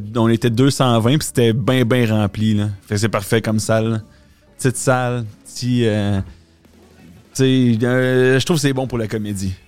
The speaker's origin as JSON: {"language": "French", "town": "Quebec City", "region": "Quebec", "country": "Canada", "tie": "born or raised there", "said": "je viens de Québec en plus. Fait que c'est mon hometown."}